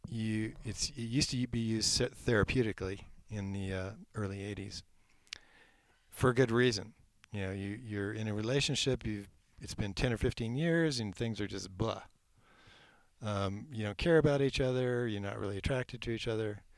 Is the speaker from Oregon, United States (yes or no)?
yes; Eugene, Oregon, United States; Well, I came originally from Eugene, Oregon, which is very wet.